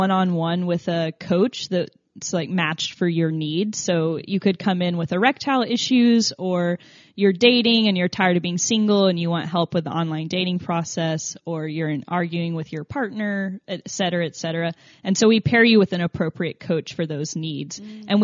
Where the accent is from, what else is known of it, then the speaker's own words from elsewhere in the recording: Tennessee, United States; accent: southern; I'm from Tennessee, so I think it's the southern oh. pronunciation.